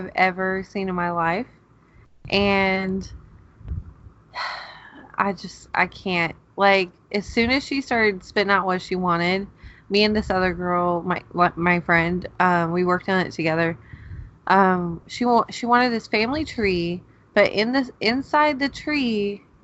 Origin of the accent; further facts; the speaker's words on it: Georgia, United States; now in Oklahoma, United States; I'm from Georgia